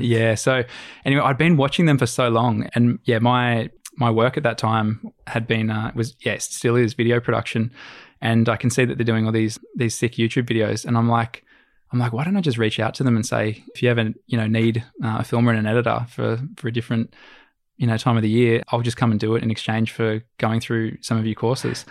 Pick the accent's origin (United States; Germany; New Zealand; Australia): Australia; we're Aussie